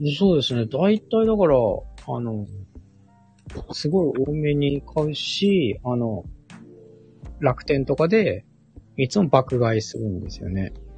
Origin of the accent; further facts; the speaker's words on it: Sapporo, Hokkaido, Japan; moved away as an adult; also born or lived in northernmost area of Japan (Wakkanai area); 僕ももともとは札幌、出身札幌育ちなので